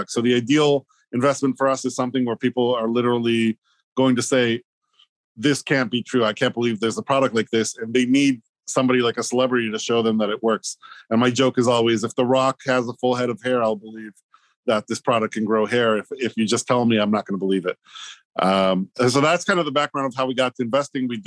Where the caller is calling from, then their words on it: Hoboken, New Jersey, United States; I'm at home, Hoboken, New Jersey.